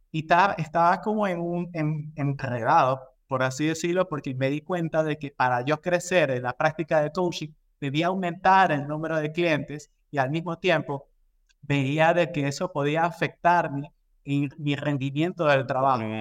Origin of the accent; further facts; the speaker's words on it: Ecuador; Bueno, como les comentaba, yo soy de Ecuador, yo tengo más de 12 años trabajando en industrias de consumo masivo